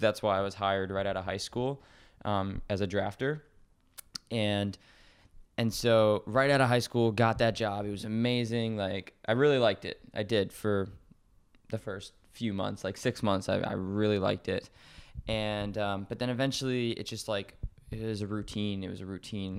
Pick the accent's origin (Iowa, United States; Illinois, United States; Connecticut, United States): Connecticut, United States; I live in Connecticut, it's where I was born and raised